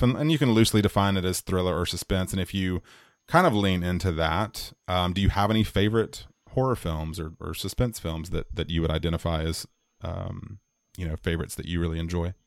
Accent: United States; as an American person, as an American man, as an American white man in my case.

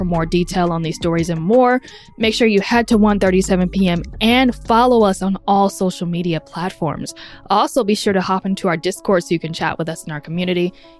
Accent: Ohio, United States; I guess you could say I'm from Ohio, not the Cincinnati area

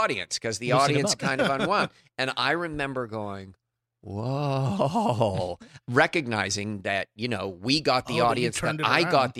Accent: Cambridge, Massachusetts, United States; Cambridge, Massachusetts.

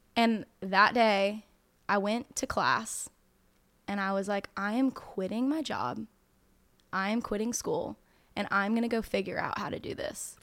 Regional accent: North Carolina, United States; I grew up in North Carolina.

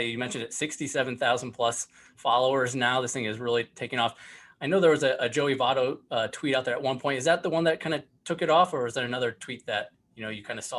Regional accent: Northwest Indiana, United States; Yeah, I grew up in Northwest Indiana

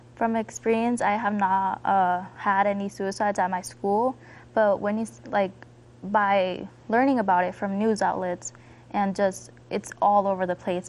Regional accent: Denver, Colorado, United States; I'm 14 years old. I'm from Southwest Denver.

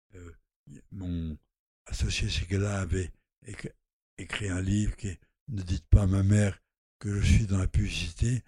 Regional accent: Normandy, France; also born or lived in Lot; Je suis pas né dans le Lot, je suis né en Normandie.

